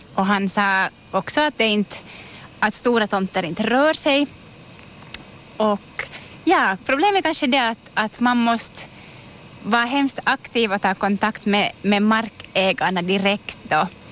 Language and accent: Swedish; Virkby, Uusimaa, Finland; Jag är hemma från Virkby och har spenderat en jättestor del av mitt liv här i Kärrin